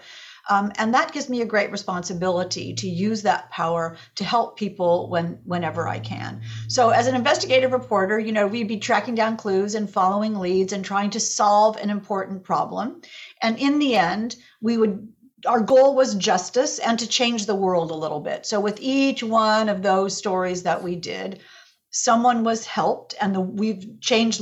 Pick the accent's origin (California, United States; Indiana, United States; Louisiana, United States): Indiana, United States; Indianapolis; born or raised there; also born or lived in Chicago, Illinois